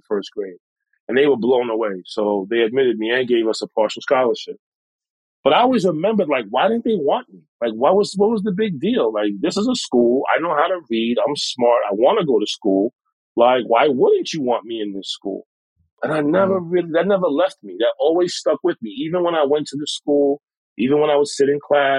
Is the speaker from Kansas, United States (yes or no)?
no; New York City, New York, United States; So I'm a New Yorker, like you said, born and raised. I was born in Harlem. I was raised in the Bronx